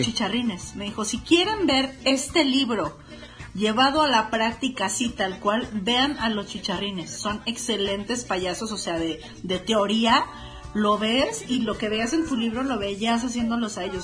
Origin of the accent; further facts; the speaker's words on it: Mexico; soy mexicana